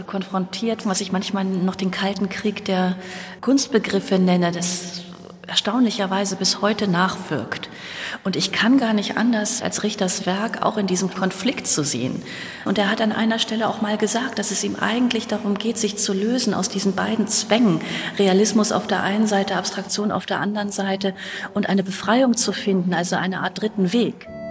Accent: West Germany, Germany; moved away; als Westdeutsche, die ja nun in Ostdeutschland lebt

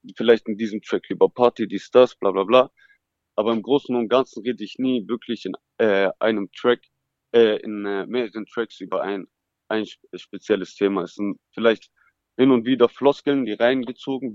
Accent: Stuttgart, Baden-Württemberg, Germany; Geboren bin ich hier in Stuttgart, ja. aufgewachsen in Feuerbach, mhm. Stadtteil Feuerbach

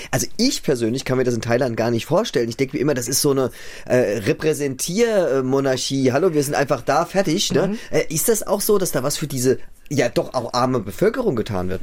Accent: Germany; hier bei uns in Deutschland

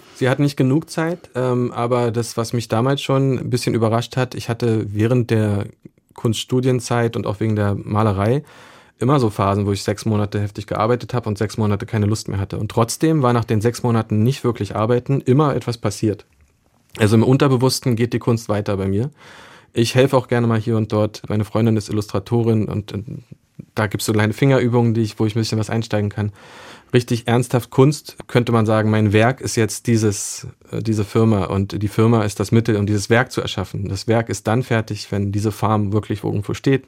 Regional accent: Berlin, Germany; als Berliner

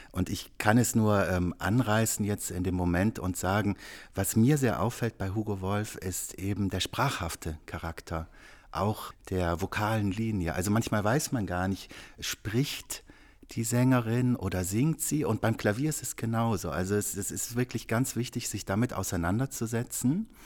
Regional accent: Rhineland, Germany; Auch als Rheinländer habe ich immer gedacht, also die kongenialste Verbindung von Wort und Musik, das wäre Robert Schumann und Heinrich Heine.

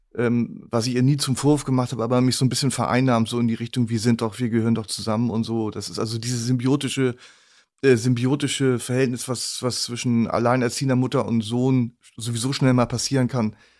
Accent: Northern Germany, Germany; mir als Norddeutschen

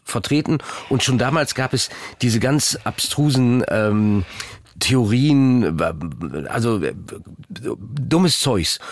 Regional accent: North Rhine-Westphalia, Germany; moved away as an adult; Ich bin ja auch aus Ostwestfalen weggegangen

